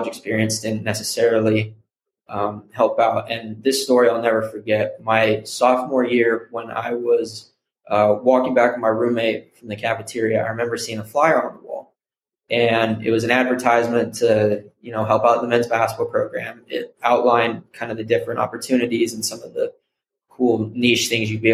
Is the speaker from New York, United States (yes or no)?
no; Salt Lake City, Utah, United States; moved away as an adult; also born or lived in San Francisco Bay Area; now in San Francisco, United States; I'm originally from Salt Lake City, Utah. I was born and raised there, grew up 18 years